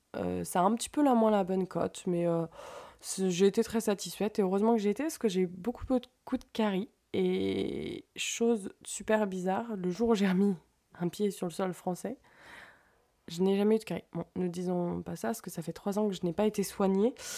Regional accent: France; moved away as an adult; now in Sweden; en tant que Française

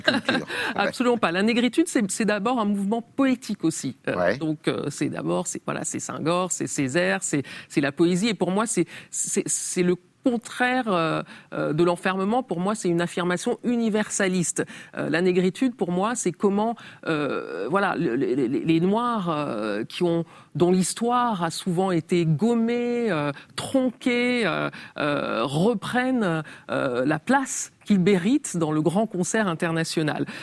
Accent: Cameroon; moved away; also born or lived in Tarn, France; quand j'étais enfant au Cameroun

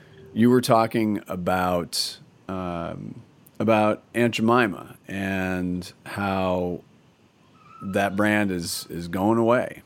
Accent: Portland, United States; my hometown of Portland.

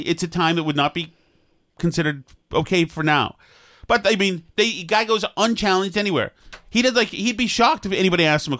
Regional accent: Newburyport, Massachusetts, United States; I'm from Newburyport.

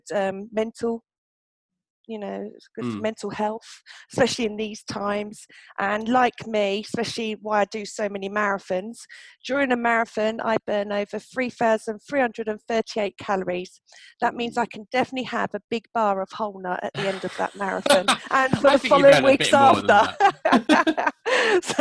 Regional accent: Milton Keynes, South East England, United Kingdom; Milton Keynes, of course, my hometown

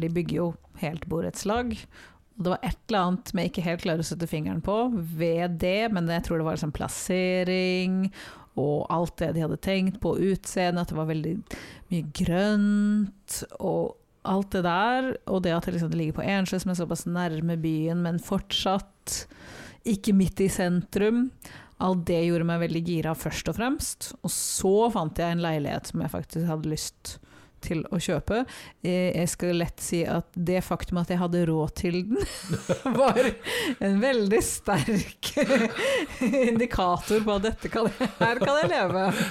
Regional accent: Norway; jeg er jo norsk

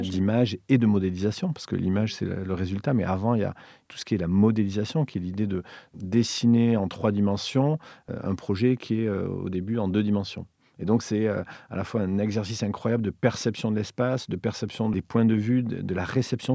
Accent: Villefranche-de-Rouergue, Occitania, France; born or raised there; moved away; also born or lived in Montreal / Paris

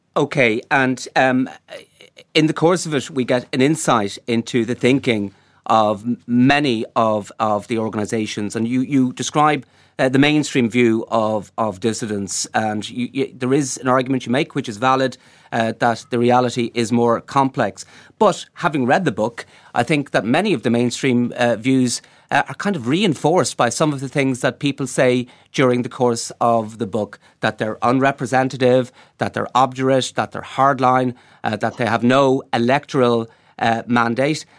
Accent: Galway, Connacht, Ireland; I'm from Galway myself

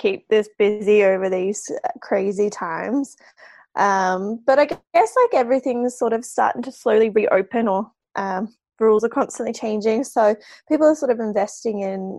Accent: Australia; moved away as an adult; also born or lived in Holland; now in Belfast, United Kingdom; I'm Australian. I actually came over to Belfast just over 2 years

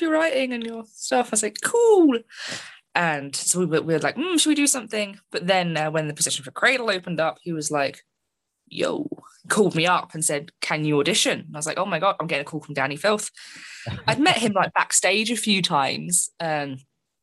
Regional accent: London, United Kingdom; my hometown, London

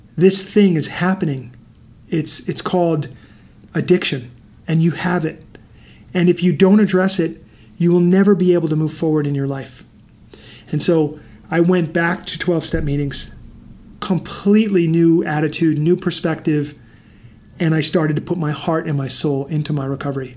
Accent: New York City, New York, United States; moved away; I grew up in New York City

